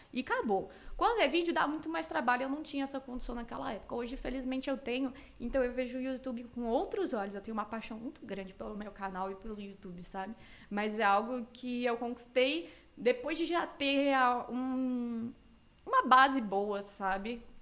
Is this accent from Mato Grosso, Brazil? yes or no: yes; Cuiabá, Mato Grosso, Brazil; moved away as an adult; now in São Paulo, Brazil; Cara, eu, eu saí de Cuiabá em 2014, quando eu fiz 18 anos, mas eu passei um aninho em Porto Alegre, aleatório, mas foi ótimo, mas foi muito aleatório. E aí eu vim para São Paulo em 2015.